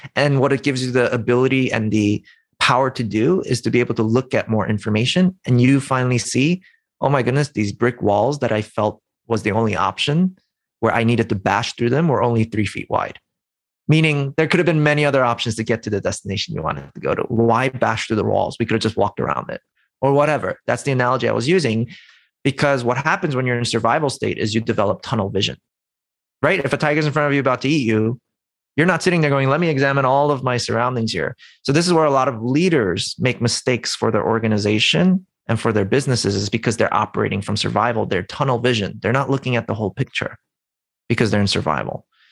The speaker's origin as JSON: {"language": "English", "town": "New York City", "region": "New York", "country": "United States", "said": "I'm from New York City"}